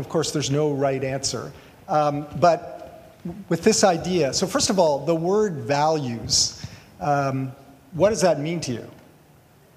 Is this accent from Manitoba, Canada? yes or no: no; Toronto, Ontario, Canada; also born or lived in Ventura; now in Portland, United States; I'm from Toronto, originally moved down to Ventura